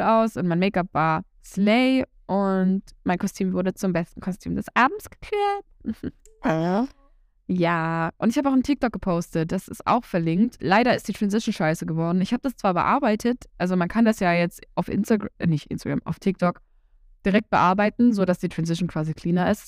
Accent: Saxony-Anhalt, Germany; Bei uns in Sachsen-Anhalt

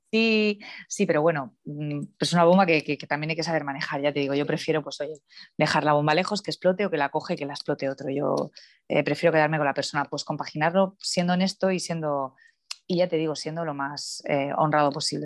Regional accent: Cartagena, Region of Murcia, Spain; es verdad que yo nací allí, soy cartagenera

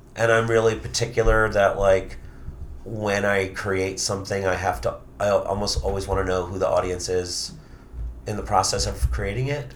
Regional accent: New York City, New York, United States; also born or lived in Long Island; I grew up in Queens

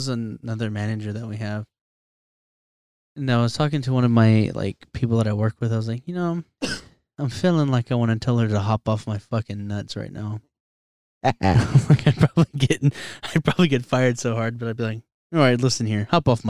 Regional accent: Texas, United States; I have Texas tattooed on me. I'm Texan enough.

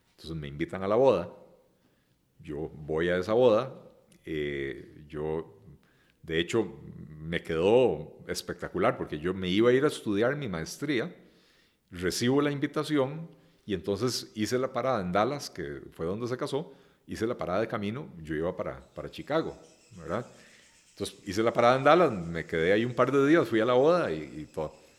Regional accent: Costa Rica; yo nací en Costa Rica

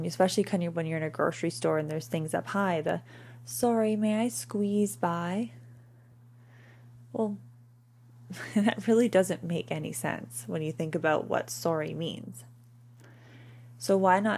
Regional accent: Canada; we're Canadian

